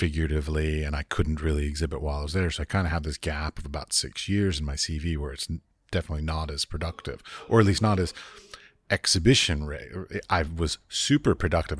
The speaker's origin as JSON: {"language": "English", "country": "United States", "tie": "born or raised there", "moved": "as an adult", "said": "I was raised in America."}